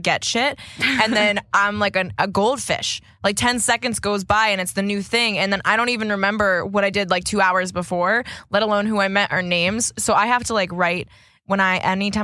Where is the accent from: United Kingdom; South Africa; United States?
United States; Boston, Massachusetts; as us Boston folk would say